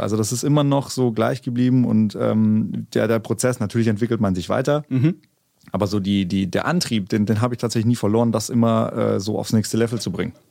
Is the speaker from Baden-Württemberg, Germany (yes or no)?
yes; Konstanz, Baden-Württemberg, Germany; first language German; moved away as an adult; now in Berlin, Germany; meine Heimstadt Konstanz-Bodensee, mhm. also die Gegend, da komme ich her